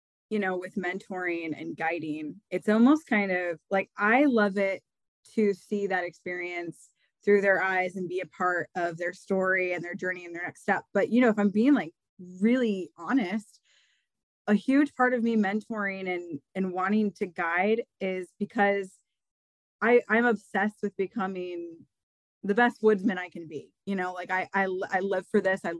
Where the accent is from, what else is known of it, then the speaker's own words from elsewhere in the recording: Iowa, United States; I'm born and raised in Iowa and haven't left the Midwest